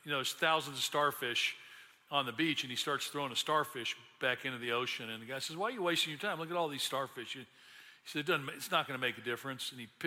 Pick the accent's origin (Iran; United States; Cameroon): United States; Memphis, Tennessee; I grew up in Memphis